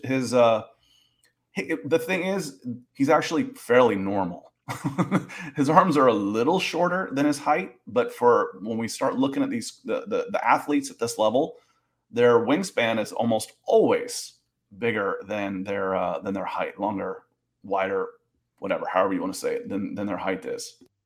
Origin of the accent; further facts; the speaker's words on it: Georgia, United States; I grew up in Georgia